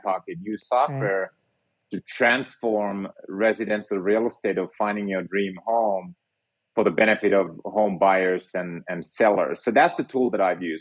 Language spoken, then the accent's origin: English; Finland; moved away; I grew up in Finland and was a physicist by training